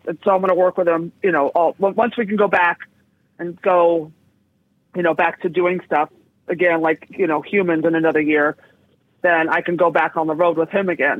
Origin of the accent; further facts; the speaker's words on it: San Francisco, California, United States; also born or lived in West Hollywood / Hell's Kitchen, New York; now in New York, United States; I grew up in San Francisco